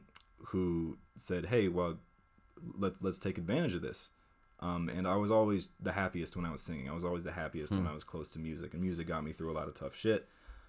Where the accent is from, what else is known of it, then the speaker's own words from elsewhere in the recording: Washington, District of Columbia, United States; born there; also born or lived in Maine / Vermont / Massachusetts; So I was born in Washington D.C. And then I moved around the Northeast. I lived in DC, house in Maine, house in Vermont, four different houses in Western Massachusetts, wow.